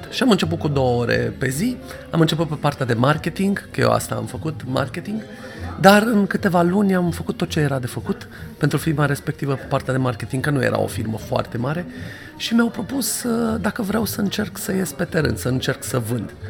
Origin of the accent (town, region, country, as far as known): Romania